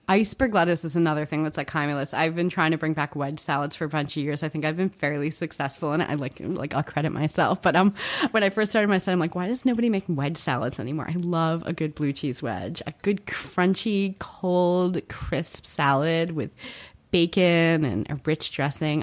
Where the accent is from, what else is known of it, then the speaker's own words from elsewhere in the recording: New Jersey, United States; I grew up in Central Jersey